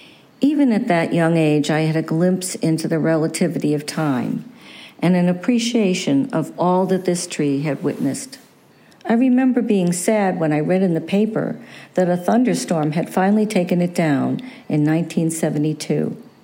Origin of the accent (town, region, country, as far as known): Dedham, Massachusetts, United States; born or raised there